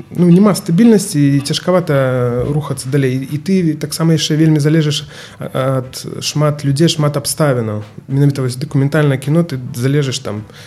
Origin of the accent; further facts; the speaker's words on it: Grodno, Grodno Region, Belarus; я таксама гарадзенец